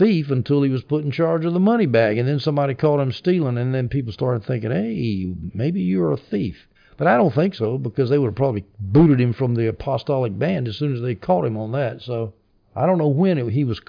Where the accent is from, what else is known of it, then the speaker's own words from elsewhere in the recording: the South, United States; I'm from the South. I grew up amongst politically conservative people